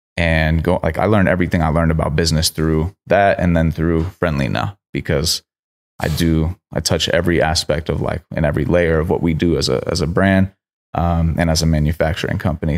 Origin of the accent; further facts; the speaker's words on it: Sacramento, California, United States; also born or lived in Miami; I grew up in Sacramento